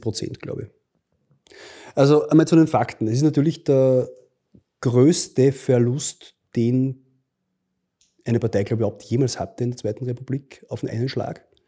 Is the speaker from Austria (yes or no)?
yes; Linz, Upper Austria, Austria; in meinem Heimatbundesland Oberösterreich